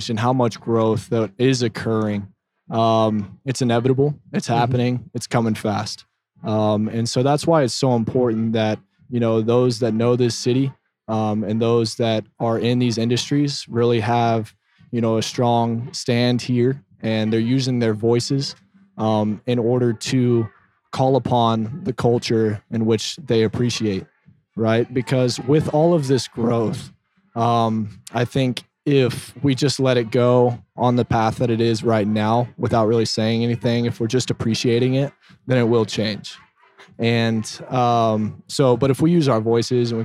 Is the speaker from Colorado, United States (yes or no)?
no; Dripping Springs, Texas, United States; also born or lived in Austin, Texas; originally from Austin, I grew up in Dripping Springs